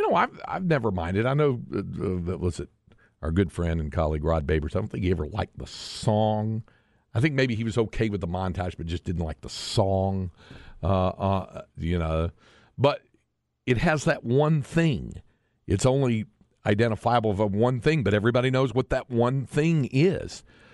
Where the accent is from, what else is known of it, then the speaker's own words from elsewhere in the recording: Greensboro, North Carolina, United States; now in Austin, United States; I grew up in Greensboro